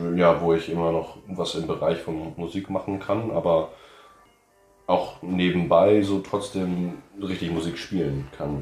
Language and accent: German; New Orleans, Louisiana, United States; moved away as an adult; now in Germany; ich komme aus New Orleans, in, aus Amerika